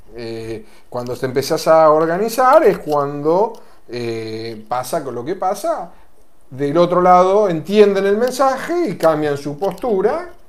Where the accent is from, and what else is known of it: Argentina